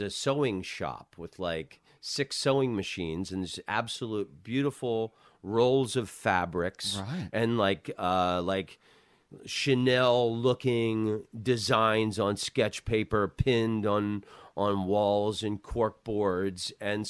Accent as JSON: {"language": "English", "region": "Southern US", "country": "United States", "said": "I'm from the South. I love …. I started out on the Southern circuits"}